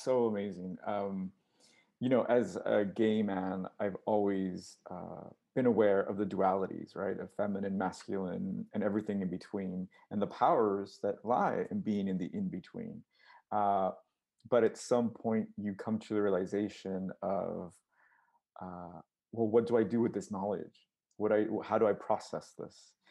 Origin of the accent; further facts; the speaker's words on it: United States; I'm Mexican American, but I have no roots in Mexico. All my family's here